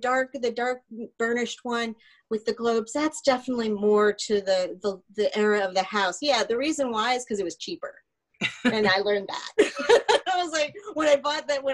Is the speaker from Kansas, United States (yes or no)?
yes; Kansas, United States; also born or lived in Connecticut; now in Alpharetta, United States; I grew up in Kansas. So the house that I grew up in most of my life was blown away in a tornado